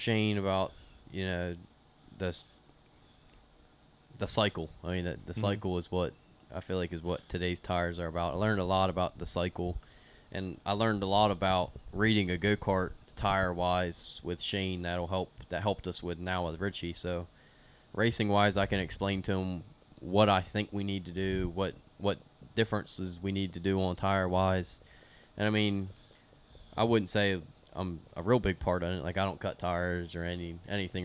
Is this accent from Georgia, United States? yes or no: no; Greenwood, Delaware, United States; we're from Delaware.